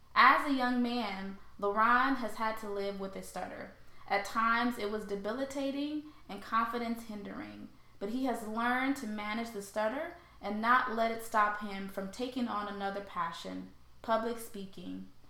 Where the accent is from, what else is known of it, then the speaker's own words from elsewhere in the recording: St. Louis, Missouri, United States; also born or lived in Haiti; I was born in Haiti, and then I was oh, raised. I was raised in St. Louis, Missouri.